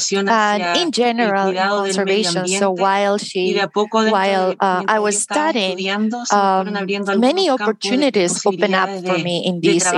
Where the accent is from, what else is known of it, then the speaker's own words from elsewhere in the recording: Puerto Natales, Magallanes, Chile; I was born in Puerto Natales, a small town at the very south of Chile. So I did all high school there.